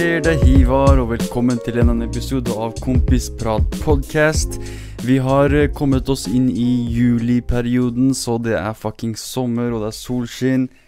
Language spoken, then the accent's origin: Norwegian; Middle East, Iraqi Kurdistan, Kurdistan Region, Iraq; now in Norway; Jeg er jo fra Midtøsten